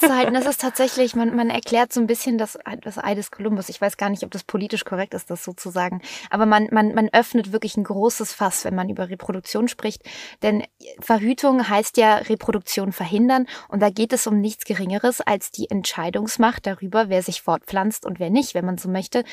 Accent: Germany; bei uns in Deutschland

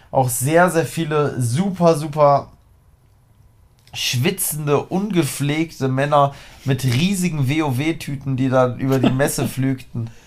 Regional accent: Harz, Germany; Also ich bin ja aus dem Harz. Ich war im Harz.

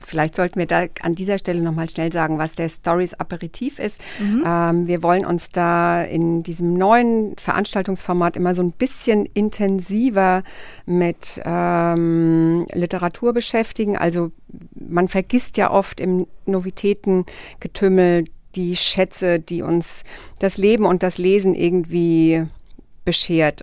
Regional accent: Rhine-Main area, Hesse, Germany; accent: Hessian; in meiner heimatlichen Mundart, nämlich in Hessisch, vortragen. Ich bin ja ähm, ein Kind des Rhein-Main-Gebiets

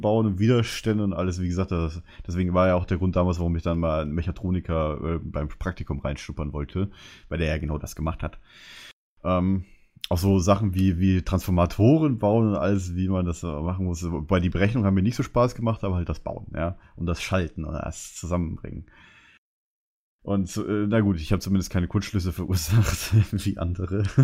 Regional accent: Bavaria, Germany; now in Berlin, Germany; bei uns in Bayern

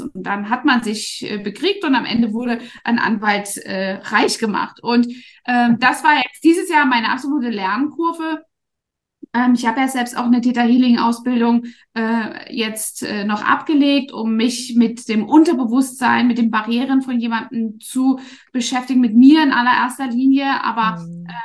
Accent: East Germany, Germany; moved away as an adult; now in Dubai, United Arab Emirates; ich bin ja in Ostdeutschland groß geworden

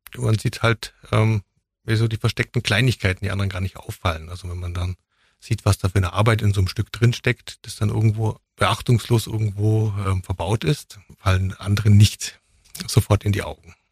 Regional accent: Mindelheim, Bavaria, Germany; also born or lived in Füssen; now in Ulm, Germany; geboren bin ich in Füssen und äh, hauptsächlich in Mindelheim aufgewachsen, bin jetzt seit 2003 in Ulm

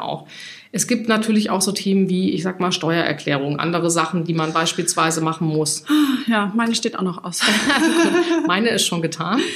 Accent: Hesse, Germany; born or raised there; moved away as an adult; now in Hamburg, Germany

